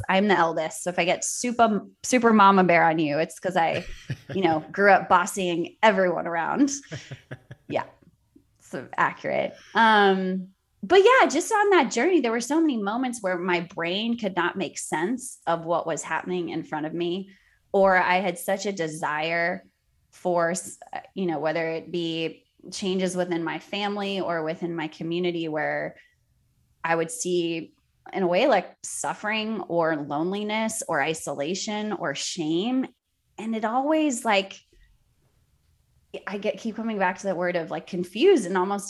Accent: Cape Town, Western Cape, South Africa; born there; So I was born in Cape Town, South Africa during apartheid.

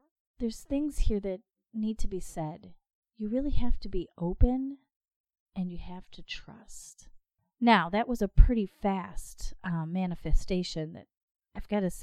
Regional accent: Michigan, United States; I'm from Michigan

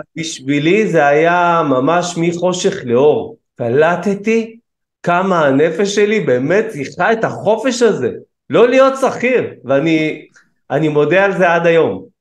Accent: Kiryat Ono, Tel Aviv District, Israel; גדלנו בקריית אונו, גם היום אני גר בקריית אונו

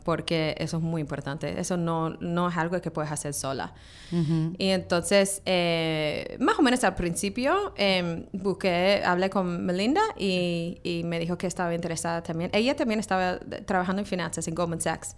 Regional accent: Australia; now in New York, United States; crecí en Australia

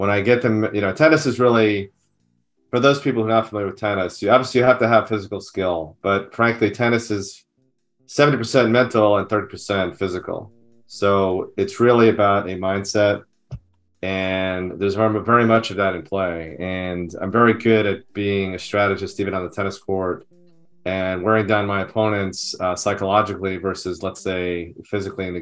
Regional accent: Merrick, New York, United States; now in California, United States; I grew up in New York, in the suburbs of New York City on Long Island, in a town called Merrick, which is on the South Shore.

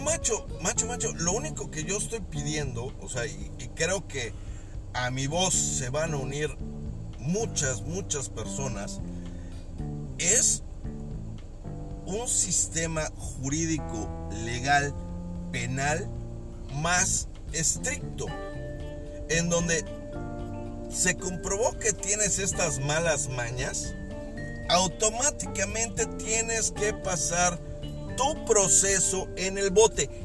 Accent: Mexico; todas las personas que vivimos y que somos mexicanos y que estamos en este precioso país

